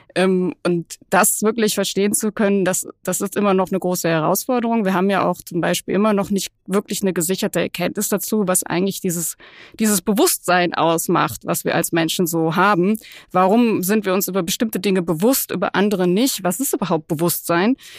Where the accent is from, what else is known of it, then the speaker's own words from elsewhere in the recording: Cologne, North Rhine-Westphalia, Germany; als Kölnerin